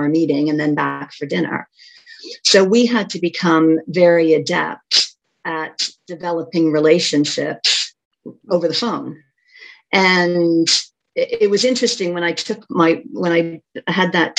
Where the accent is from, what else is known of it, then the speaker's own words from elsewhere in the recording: Canada; moved away as an adult; I grew up in Canada for the first part of my career